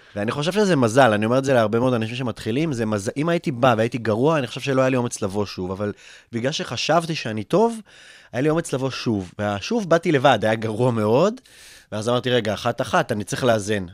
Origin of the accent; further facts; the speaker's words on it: Kfar Saba, Central District, Israel; also born or lived in Russia; מאוד נהניתי לגדול בכפר סבא